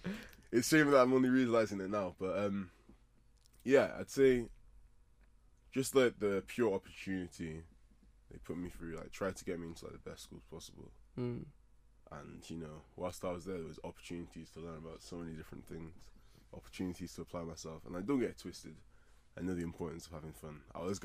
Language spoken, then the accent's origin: English; Nigeria; I'm a Nigerian guy.